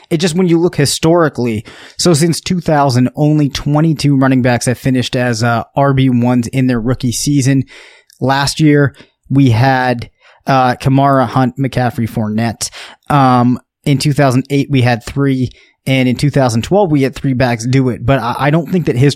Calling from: Mississippi, United States; Hey, this is … I'm calling from Mississippi where I'm stuck at at the moment.

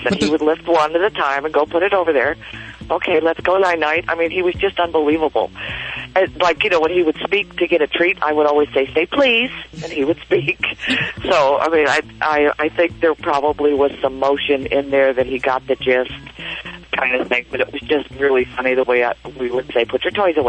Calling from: Long Beach, California, United States; I'm in Long Beach, California.

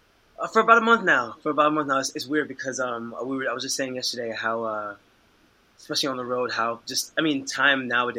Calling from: Chicago, Illinois, United States; I am currently calling from Chicago, Illinois.

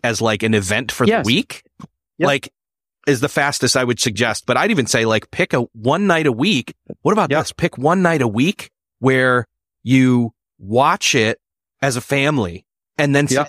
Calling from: Indiana, United States; I am in Indiana. I'm about 3 hours south of Chicago.

